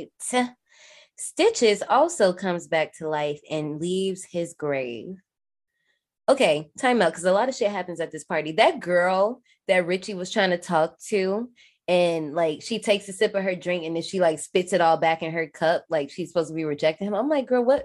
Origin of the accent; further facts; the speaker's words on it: Gary, Indiana, United States; I'm from Gary, but we get Chicago radio.